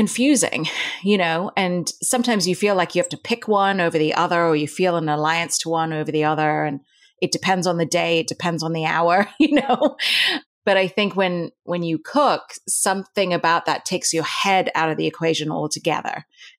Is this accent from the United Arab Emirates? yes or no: yes; Dubai, United Arab Emirates; also born or lived in India; But I was born in India, but I grew up in Dubai in the Middle East. And in Dubai, I attended a British-run school.